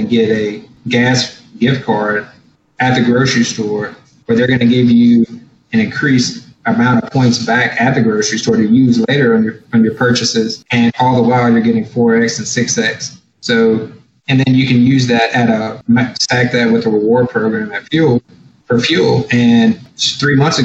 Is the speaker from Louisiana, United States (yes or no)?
yes; Baton Rouge, Louisiana, United States; I'm from Baton Rouge, and that I have family there